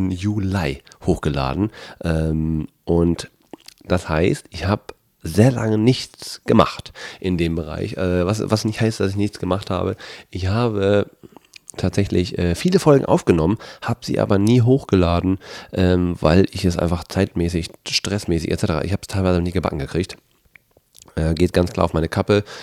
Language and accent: German; Bielefeld, North Rhine-Westphalia, Germany; now in Hamburg, Germany; ich komme ja ursprünglich aus Bielefeld, für die Leute, die das noch nicht wussten, ähm, wohne jetzt aber seit ein paar Jahren in Hamburg.